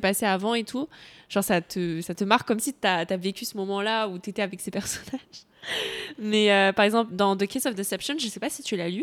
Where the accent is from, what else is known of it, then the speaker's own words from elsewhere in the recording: Cambodia; je suis cambodgienne, j'ai grandi au Cambodge